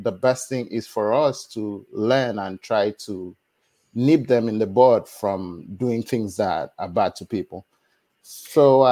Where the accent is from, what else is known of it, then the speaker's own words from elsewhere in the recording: Nigeria; moved away as an adult; now in United States; I was born in Nigeria.